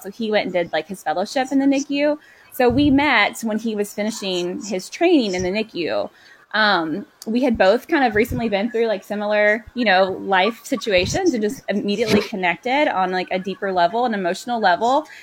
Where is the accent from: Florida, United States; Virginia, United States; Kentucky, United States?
Kentucky, United States; Louisville; I was born and raised in Louisville.